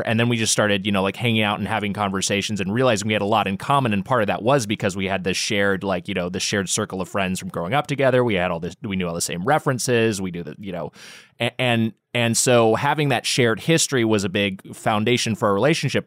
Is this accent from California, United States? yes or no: yes; Long Beach, California, United States; also born or lived in Los Angeles; we're both from Long Beach area, uh, Long Beach